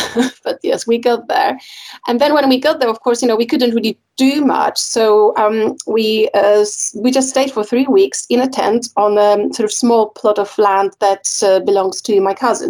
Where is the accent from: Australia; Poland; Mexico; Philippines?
Poland; now in United Kingdom; I'm, I'm originally from Poland